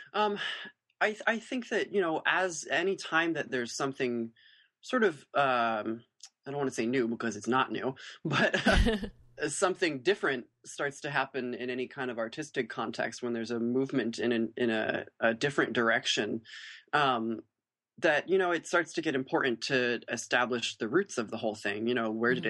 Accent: United States; as American artists who are reinterpreting their tradition

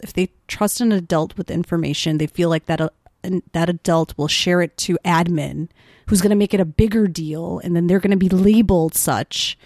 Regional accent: Wheeling, Illinois, United States; accent: suburban; I'm from Wheeling, Illinois

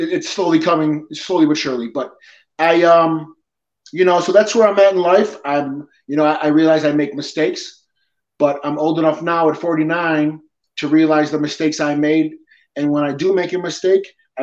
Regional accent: Depew, New York, United States; also born or lived in Peñuelas, Puerto Rico; I was born in Puerto Rico. I was adopted at about 5 months old. My father's side is Italian and my mother's side is Irish. And I pretty much lived in Lancaster, Depew my whole life

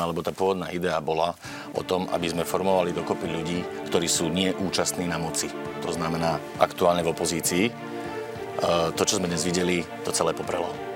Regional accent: Brezno, Banská Bystrica Region, Slovakia; v mojom rodnom meste v Brezne

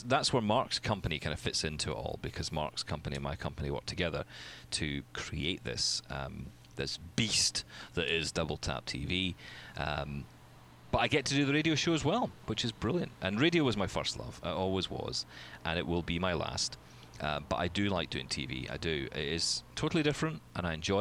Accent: Scotland, United Kingdom; I'm Scottish.

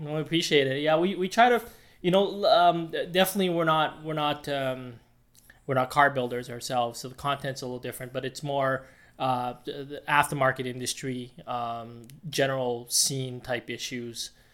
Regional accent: Edmonton, Alberta, Canada; started off in Alberta, in Edmonton specifically, which is my hometown

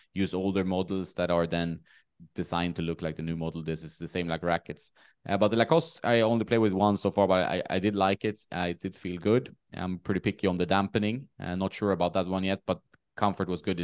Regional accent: Sweden; born or raised there

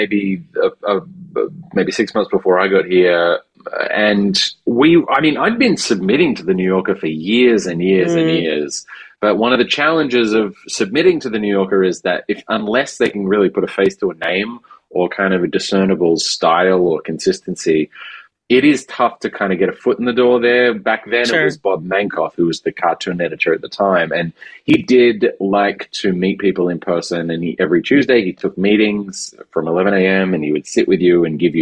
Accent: Perth, Western Australia, Australia; moved away as an adult; also born or lived in Melbourne, Australia; now in New York, United States; I grew up in Perth, I was doing stand-up in Perth, then I moved to Melbourne

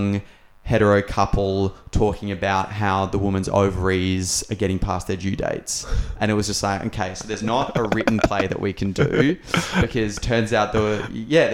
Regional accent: Australia; we as Australian citizens

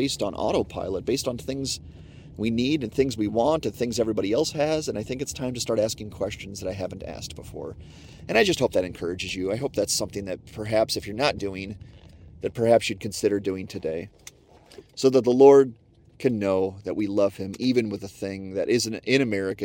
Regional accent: United States; I'm an American

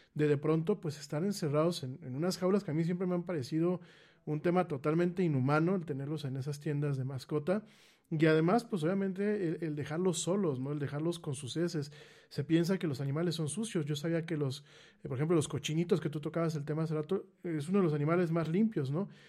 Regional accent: Mexico

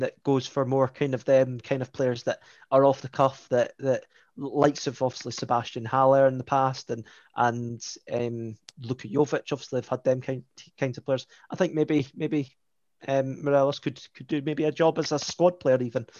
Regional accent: United Kingdom; born there; I was born up north, so I've got a soft spot for Aberdeen as the Scottish club.

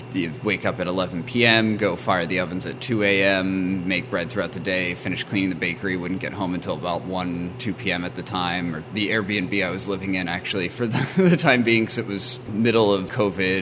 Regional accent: Chittenden County, Vermont, United States; moved away; I grew up in Chittenden County, Vermont, towards Mount Mansfield

